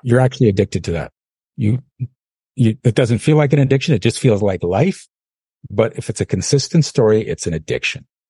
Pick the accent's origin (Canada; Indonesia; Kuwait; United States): Canada; I'm from Canada.